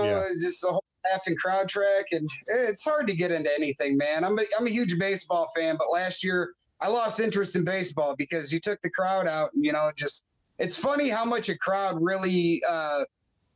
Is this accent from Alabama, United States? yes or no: no; Roscommon, Michigan, United States; also born or lived in Nebraska; The northern part, from Roscommon.